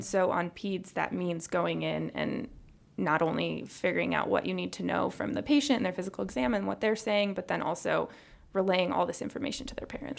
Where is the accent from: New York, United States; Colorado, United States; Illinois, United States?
Illinois, United States; Chicago; also born or lived in Texas; we're both from the Chicago area